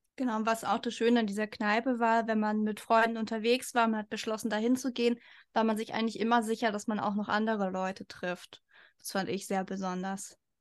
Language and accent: German; Hamburg, Germany; ich komme auch aus Hamburg